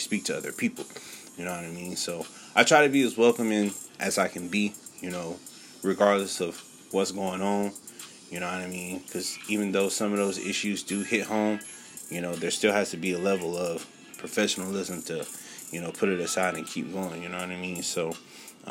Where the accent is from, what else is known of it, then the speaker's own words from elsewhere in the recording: California, South Carolina, United States; growing up in California and also growing up here in South Carolina